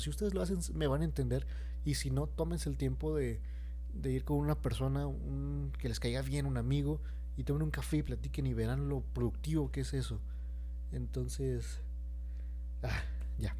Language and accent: Spanish; Mexico; lo que nos han inculcado como mexicanos